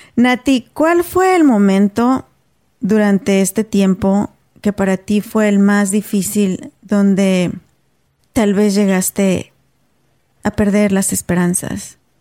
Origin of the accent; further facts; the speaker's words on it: Mexico; moved away as an adult; now in United States; nosotras somos mexicanas